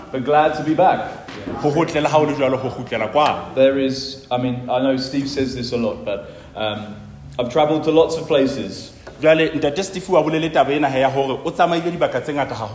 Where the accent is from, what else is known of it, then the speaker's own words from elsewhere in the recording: South Africa; And I'm not from New Zealand, so I must support South Africa.